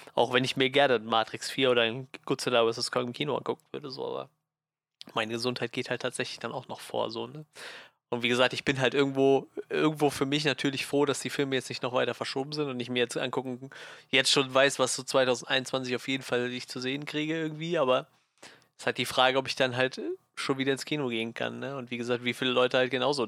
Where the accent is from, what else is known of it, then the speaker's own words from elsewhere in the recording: Germany; bei uns in Deutschland